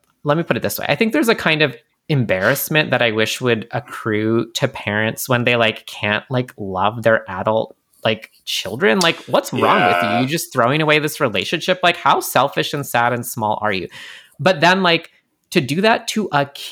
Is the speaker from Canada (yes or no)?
yes; Canada; I'm Canadian